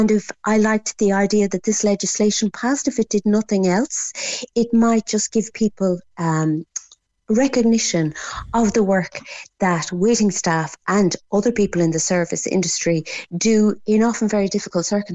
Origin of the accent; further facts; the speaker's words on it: Ireland; also born or lived in France; I was kind of the Irish girl with the funny French accent